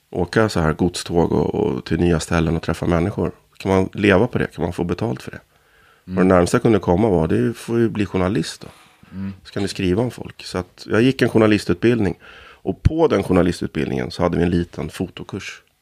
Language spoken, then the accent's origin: Swedish; Stockholm, Stockholm County, Sweden; born there; also born or lived in Härjedalen / Ångermanland; jag är född i Kärrtorp, men känslan av uppväxtheten är ju i Norrland.